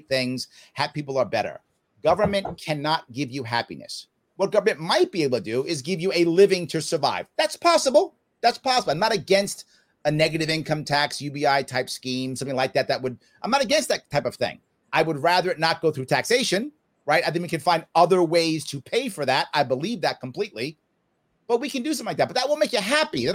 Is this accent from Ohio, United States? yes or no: no; New York City, New York, United States; I grew up in the South Bronx in the 70s in New York City.